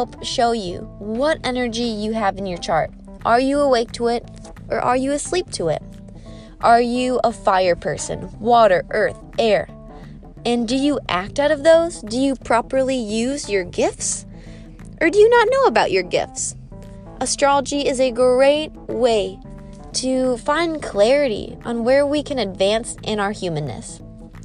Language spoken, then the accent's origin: English; Escanaba, Michigan, United States; we grew up in the same town. And for anyone who doesn't know, we're both from Escanaba